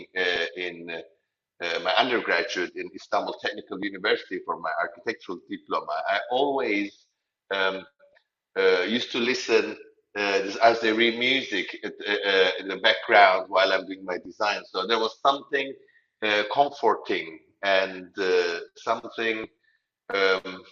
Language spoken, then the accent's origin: English; Nicosia, Cyprus; I am originally from Cyprus, from Nicosia. I'm a Turkish Cypriot